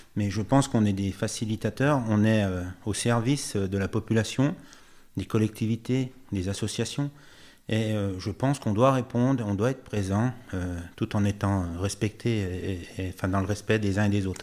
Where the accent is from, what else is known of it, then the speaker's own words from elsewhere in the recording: Chablais, Auvergne-Rhône-Alpes, France; also born or lived in Morzine / Thonon-les-Bains; mes arrière-grands-parents avaient acheté un commerce au Jetis, donc l'hôtel-restaurant euh, euh, Beau. Ah donc j'ai passé toute mon enfance au Jetis